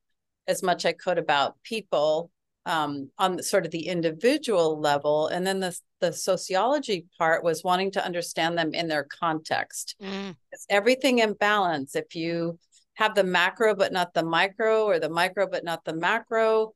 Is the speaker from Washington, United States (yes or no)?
yes; West Coast, near Seattle, Washington, United States; moved away as an adult; also born or lived in Baltimore area; I grew up in Mexico on the West Coast